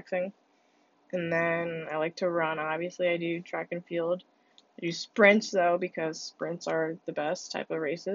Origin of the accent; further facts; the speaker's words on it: United States; first language Spanish; English is a second language; also born or lived in Honduras; I came back like late 2000. No, yeah, like late 2008, and then I started my kindergarten year, the next year, obviously, here in America.